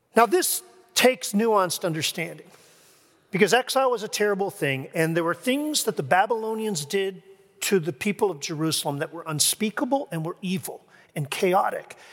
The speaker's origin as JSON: {"language": "English", "town": "Kingston", "region": "Ontario", "country": "Canada", "tie": "born or raised there", "moved": "as an adult", "lives_now": "Grand Rapids, United States", "said": "I first came to Grand Rapids, uh, from my hometown, Kingston, Ontario"}